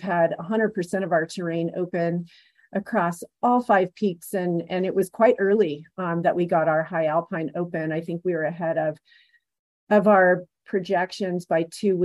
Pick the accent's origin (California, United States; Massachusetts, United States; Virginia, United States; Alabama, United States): California, United States; San Francisco Bay Area; moved away as an adult; now in Breckenridge, United States; I'm a California native. I grew up in the San Francisco Bay Area